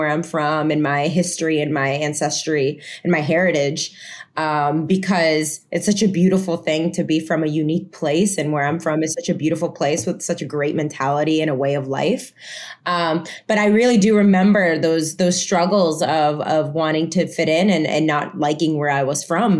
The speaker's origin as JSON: {"language": "English", "country": "Puerto Rico", "tie": "born or raised there", "also_born_or_lived": "Florida", "first_language": "Spanish", "second_language": "English", "moved": "yes", "lives_now": "New York, United States", "said": "I went to an American school in Puerto Rico since I was in school. So English, while Spanish was my first language, English was right there with it."}